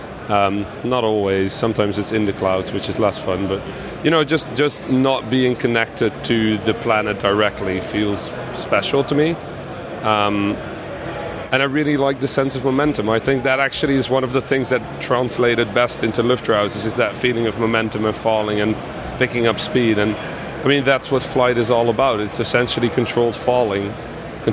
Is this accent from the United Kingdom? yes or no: no; Netherlands; moved away as an adult; I'm half Dutch, half Egyptian, right? So I was born in the Netherlands